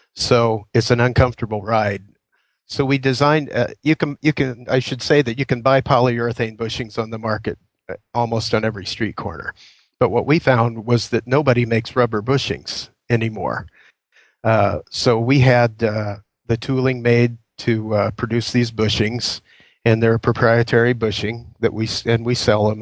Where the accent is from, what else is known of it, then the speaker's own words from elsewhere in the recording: Indiana, United States; moved away as an adult; now in Queen Creek, United States; I was born and raised in Indiana